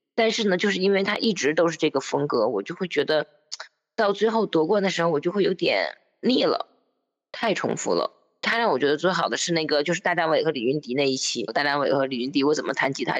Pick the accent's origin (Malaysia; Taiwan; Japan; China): China; Northeast China; accent: Northeastern (Dongbei); 我是东北人